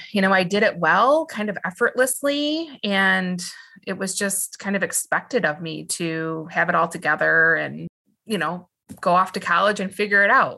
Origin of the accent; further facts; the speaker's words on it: West Michigan, United States; I was born and raised and live in West Michigan